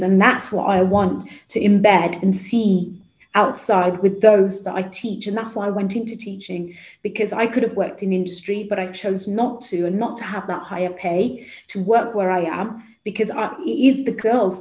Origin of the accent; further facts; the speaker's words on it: Midlands, United Kingdom; I come from the Midlands itself, so although I'm in London today, um, so originally I'm from the Midlands. Um, I went to like an inner city school